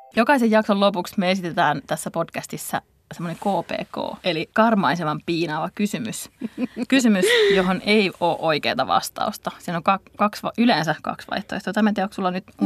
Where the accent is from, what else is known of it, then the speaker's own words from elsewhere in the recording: Tampere, Pirkanmaa, Finland; Tampereelta, josta, jossa mäkin satun olen sieltä kotoisin.